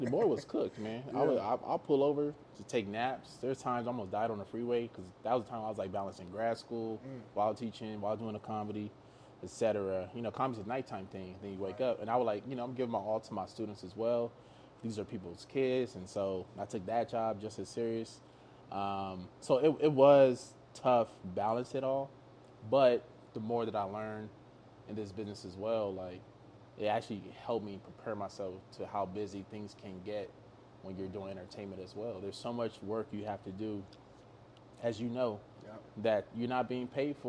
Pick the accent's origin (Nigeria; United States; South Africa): Nigeria; less about just being Nigerian. I think it's the people we actually come from.